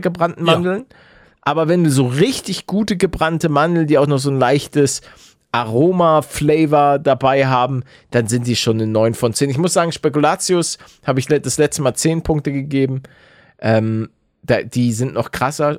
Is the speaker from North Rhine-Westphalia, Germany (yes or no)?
no; Hamburg, Germany; als gebürtiger Hamburger